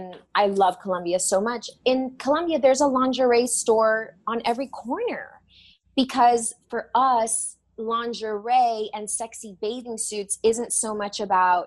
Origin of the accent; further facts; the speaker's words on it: Miami, Florida, United States; also born or lived in Los Angeles; now in New York, United States; I grew up in Miami and that's like basically South America